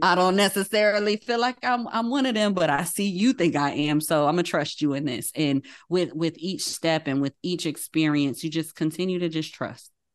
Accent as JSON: {"language": "English", "town": "Paterson", "region": "New Jersey", "country": "United States", "tie": "born or raised there", "said": "Growing up in the Baptist church in Patterson, New Jersey, I was a young child"}